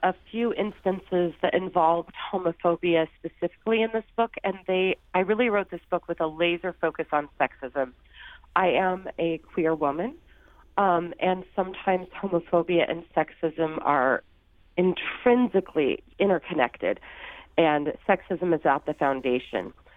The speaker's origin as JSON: {"language": "English", "town": "Sandoval", "region": "Illinois", "country": "United States", "tie": "born or raised there", "moved": "yes", "lives_now": "New York, United States", "said": "I grew up in Sandoval, Illinois, um, in southern, and it's a small farm town."}